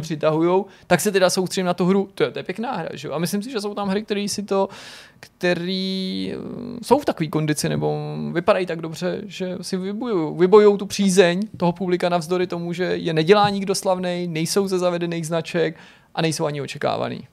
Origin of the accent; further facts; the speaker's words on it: Czechia; also born or lived in Prague; my jako Češi